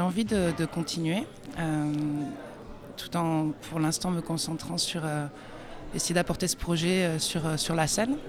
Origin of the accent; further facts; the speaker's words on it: France; moved away as an adult; also born or lived in United States; J'ai grandi euh, en France